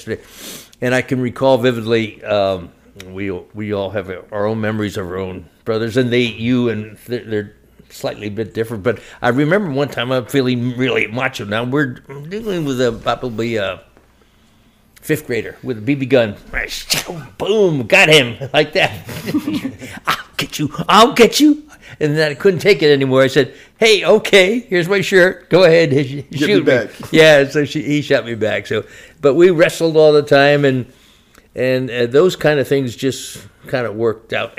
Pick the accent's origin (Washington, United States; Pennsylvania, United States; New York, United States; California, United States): Pennsylvania, United States; Shillington; I'm from Shillington, Pennsylvania, and that's a suburb of Reading in eastern Pennsylvania. And born there